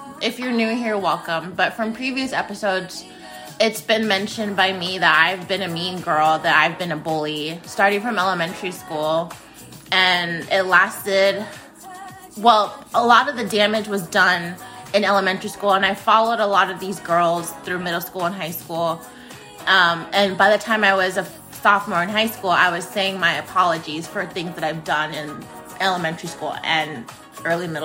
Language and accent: English; Phoenix, Arizona, United States; It's my hometown. I grew up here on the west side